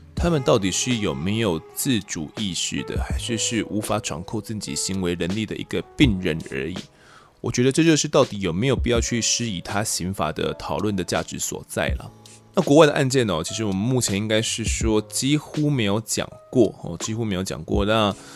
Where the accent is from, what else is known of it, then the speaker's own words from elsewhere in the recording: Kaohsiung, Taiwan; moved away; 一个是我本身是高雄人嘛